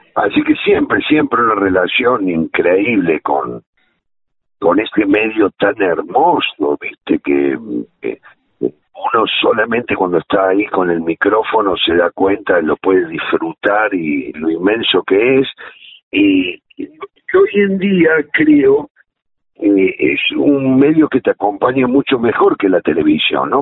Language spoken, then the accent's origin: Spanish; Córdoba, Argentina; moved away; nosotros venimos de la radio de Córdoba, yo recuerdo mucho a Norma Landi que hacía las mañanas